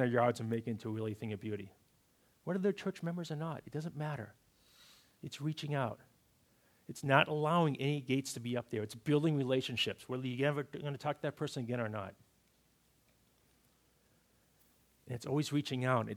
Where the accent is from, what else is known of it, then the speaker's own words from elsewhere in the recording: Massachusetts, United States; Growing up in Massachusetts, we had these certain traditions that we did for Thanksgiving and Christmas Eve, and being good New Englanders